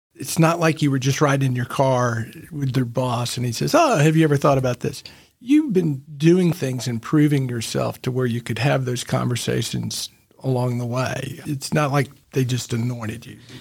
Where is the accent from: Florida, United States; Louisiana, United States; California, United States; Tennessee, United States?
Tennessee, United States; Memphis; also born or lived in Knoxville; growing up in Memphis